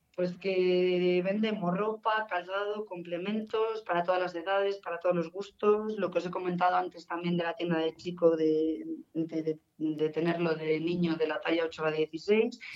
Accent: Guardo, Castile and León, Spain; also born or lived in Palencia; soy de Guardo

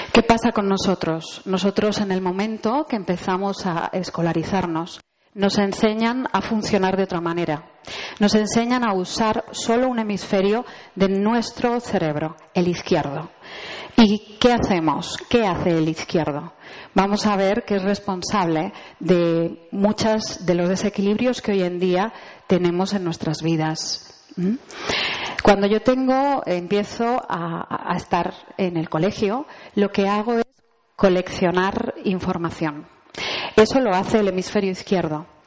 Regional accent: Spain

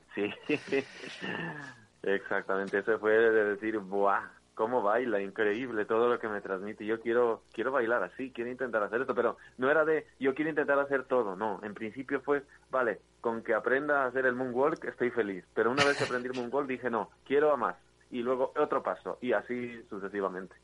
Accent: Ecuador; now in Spain; yo vine aquí a España, yo soy de Ecuador

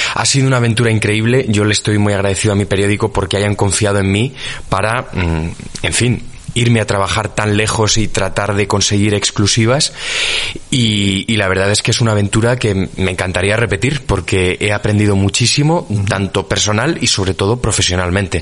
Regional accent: Spain; soy periodista de investigación, que soy español

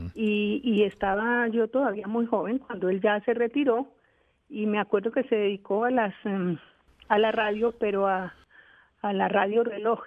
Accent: Bogotá, Colombia; cuando éramos niñas acá en Bogotá

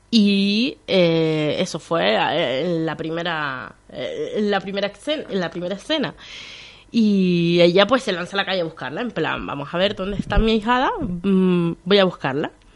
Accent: Canary Islands, Spain; also born or lived in Venezuela; Yo soy más canaria que el gofio

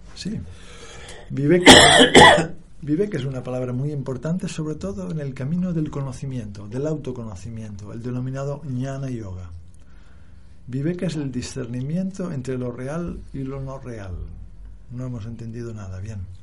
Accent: Barcelona, Catalonia, Spain; moved away as an adult; also born or lived in India; Yo nací en Barcelona

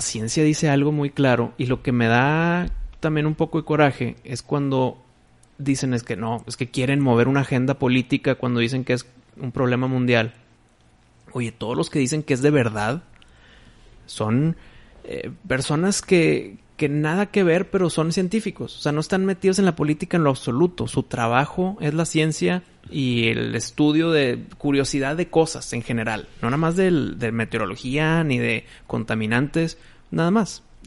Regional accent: Mexico; mi voto como mexicano

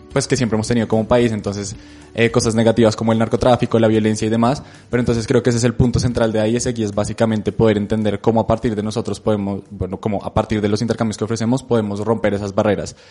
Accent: Colombia; nosotros creemos que como colombianos

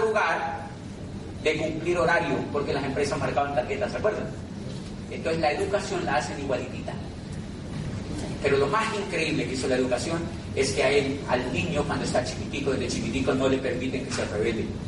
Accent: Colombia; hice un tránsito hacia el 2% de la población colombiana a través de la educación

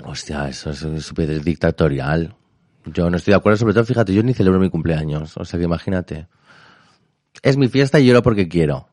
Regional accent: Elche, Valencian Community, Spain; soy de Elche

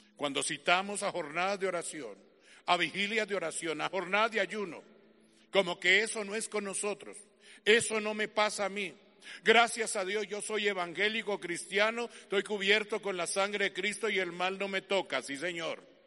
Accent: Colombia; como colombiano que soy

